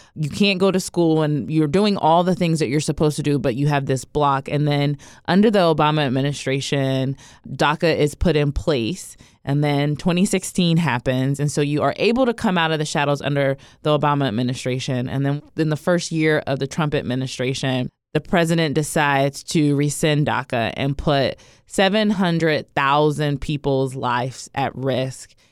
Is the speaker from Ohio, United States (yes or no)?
yes; Ohio, United States; I grew up in Ohio